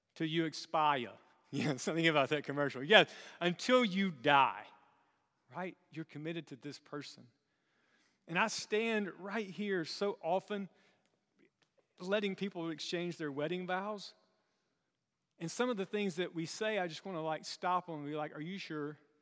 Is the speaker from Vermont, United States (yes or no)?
no; South Carolina, United States; moved away; growing up in South Carolina